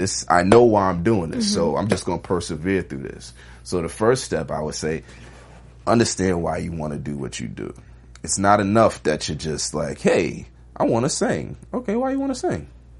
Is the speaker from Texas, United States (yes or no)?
no; New York, United States; Now, I'm from New York. I don't have a car.